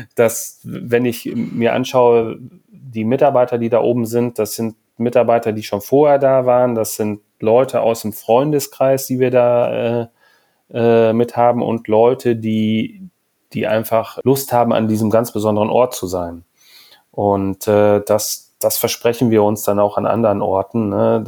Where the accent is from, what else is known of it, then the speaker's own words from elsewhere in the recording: Hamburg, Germany; wir sind aus Hamburg